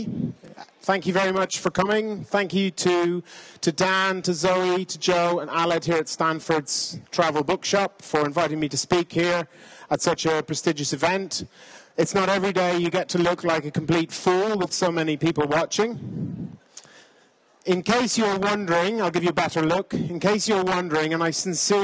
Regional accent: Ireland; also born or lived in Kenya; I'm an Irishman

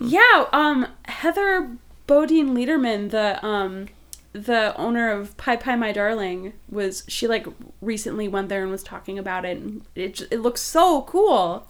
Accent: Wisconsin, United States; I'm I'm from Wisconsin, and so like, I'm, as a vegan person from Wisconsin

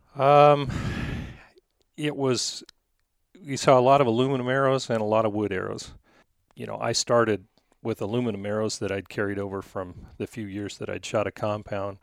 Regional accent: Goble, Oregon, United States; I grew up in, uh, a little town of Gobel, Oregon.

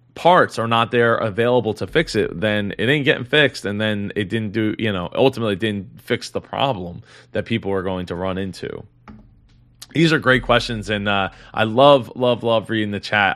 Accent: Philadelphia, Pennsylvania, United States; I'm not from California, I'm from Philadelphia

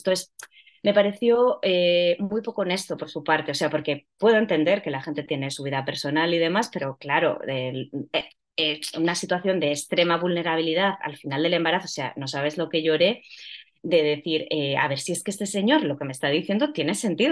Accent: Ponferrada, Castile and León, Spain; moved away as an adult; now in Madrid, Spain; yo soy de Ponferrada, pero vivo ya en Madrid desde hace bastantes años

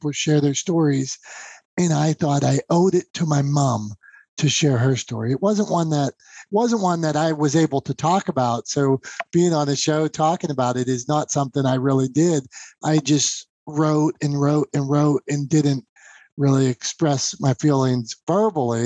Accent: Pennsylvania, United States; I'm from Pennsylvania

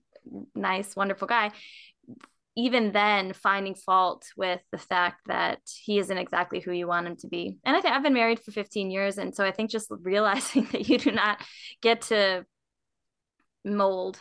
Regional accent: Minnesota, United States; moved away as an adult; also born or lived in East Texas / Raleigh, North Carolina; now in Charlotte, United States; I grew up in Minnesota, and then I went to college in East Texas

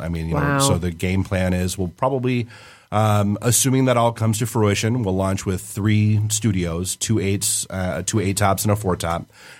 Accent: Detroit, Michigan, United States; Where are you from? Detroit.

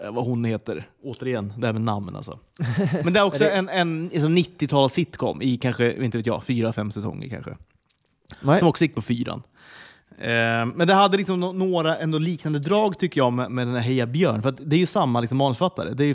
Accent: Sweden; jag har alltid tänkt att jag är ganska, ganska bra på engelska ändå. Alltså det är den självbilden man har, typ som svensk också.

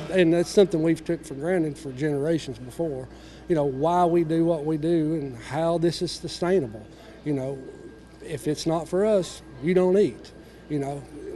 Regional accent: East Tennessee, United States; I'm from East Tennessee

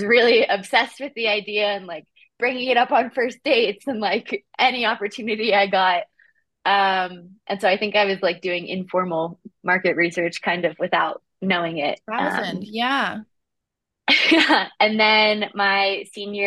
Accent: Appalachian Mountains, United States; growing up in the Appalachian Mountains

